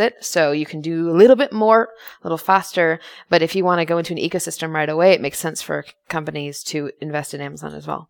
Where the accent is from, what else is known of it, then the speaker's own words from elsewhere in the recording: United States; I'm an American.